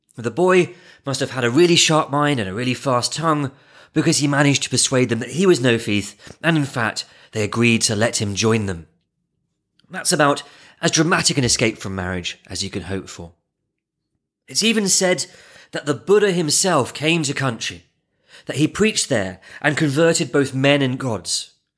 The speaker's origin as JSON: {"language": "English", "region": "England", "country": "United Kingdom", "tie": "born or raised there", "said": "I grew up in England near a, a village"}